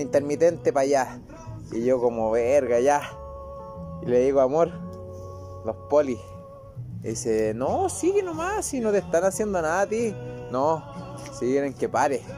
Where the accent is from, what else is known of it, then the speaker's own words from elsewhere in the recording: Chile; moved away as an adult; now in Tepic, Mexico; Soy chileno.